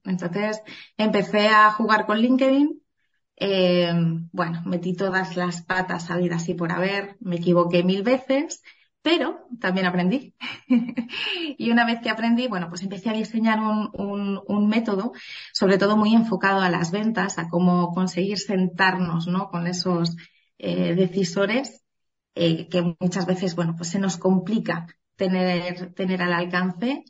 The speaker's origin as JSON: {"language": "Spanish", "region": "Asturias", "country": "Spain", "also_born_or_lived": "Benidorm", "moved": "as an adult", "said": "Yo de origen soy asturiana"}